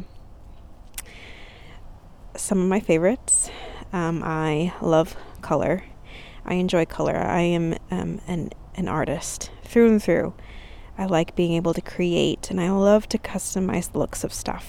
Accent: California, United States; now in Texas, United States; I grew up in California. I am currently in Texas

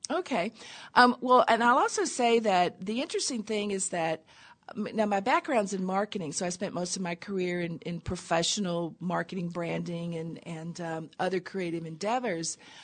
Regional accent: Tennessee, United States; I grew up in Tennessee in a little tiny town on a river

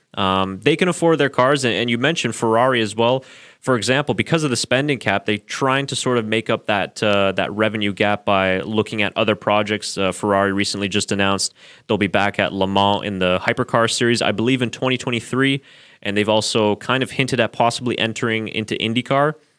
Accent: Burlington, Ontario, Canada; I was actually born in Burlington, Ontario, which is pretty much right next there to, uh, Hamilton, so I do know that area fairly well.

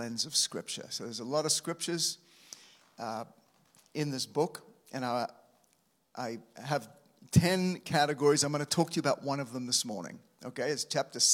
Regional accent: Australia; moved away; as an Aussie coming over to this nation

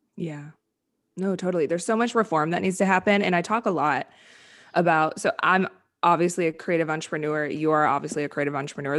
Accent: Wisconsin, United States; moved away; I'm from Wisconsin

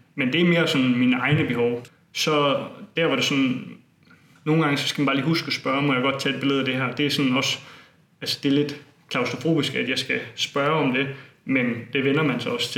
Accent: Bogense, Southern Denmark, Denmark; i min hjemby Bogense

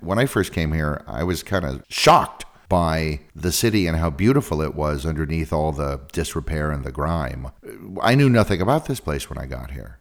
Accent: San Francisco, California, United States; now in Prague, Czech Republic; I'm from San Francisco, California

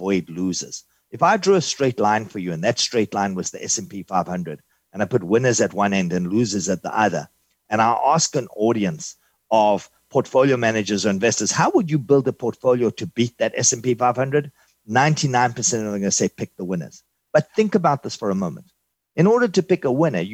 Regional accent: South Africa; now in New York City, United States; originally, I'm from South Africa. I immigrated in 1983.

